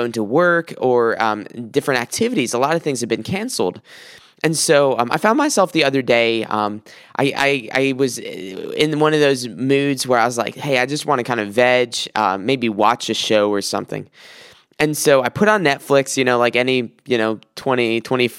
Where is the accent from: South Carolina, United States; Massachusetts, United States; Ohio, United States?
South Carolina, United States; now in Michigan, United States; I'm from South Carolina, so often I'll take trips, 12-hour trips from Michigan down to South Carolina